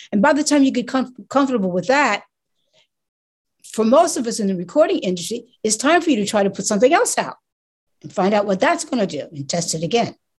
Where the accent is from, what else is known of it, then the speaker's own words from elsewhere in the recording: New York City, New York, United States; I'm from New York City